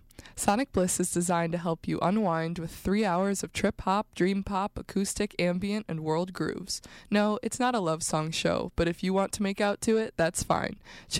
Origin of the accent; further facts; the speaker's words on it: Ann Arbor, Michigan, United States; a club in my hometown in Ann Arbor, Michigan